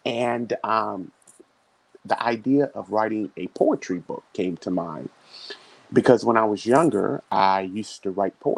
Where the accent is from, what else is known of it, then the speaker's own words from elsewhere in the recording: Augusta, Georgia, United States; also born or lived in Dayton, Ohio / Germany / Korea; now in Tampa, United States; So I was born in Dayton, Ohio, but I consider Augusta, Georgia to be home. That's where I was raised. That's where I received all my education. I currently reside in Tampa, Florida with my wife, Raisa.